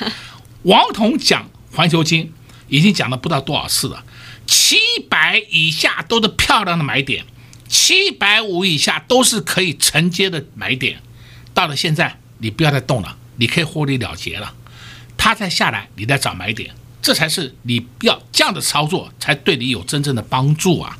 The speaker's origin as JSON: {"language": "Chinese", "country": "Taiwan", "said": "我们台湾人"}